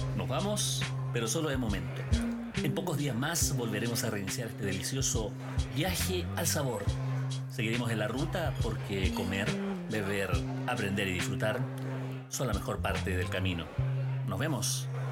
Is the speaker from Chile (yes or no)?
yes; Chile; como chilenos